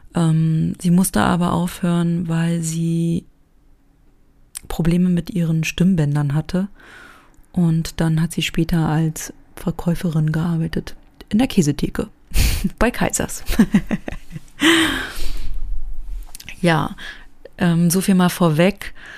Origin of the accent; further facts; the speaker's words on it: East Germany, Germany; wir als Personen aus dem Osten